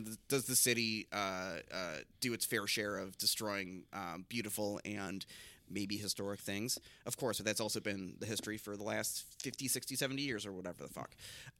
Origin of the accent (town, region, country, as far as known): Chicago, Illinois, United States; also born or lived in Los Angeles